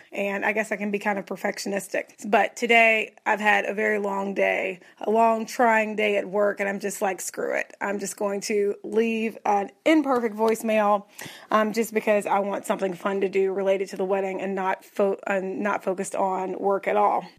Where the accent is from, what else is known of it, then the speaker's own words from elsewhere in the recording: Tennessee, United States; now in Texas, United States; I'm born and raised in Tennessee